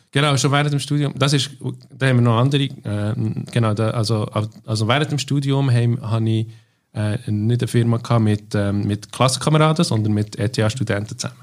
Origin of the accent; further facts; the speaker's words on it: Bern, Switzerland; moved away as an adult; also born or lived in near Langnau im Emmental, Switzerland / London, United Kingdom; die ersten zehn Jahre bin ich in Barrow, also in der Nähe von Langnau im Emmental, äh, aufgewachsen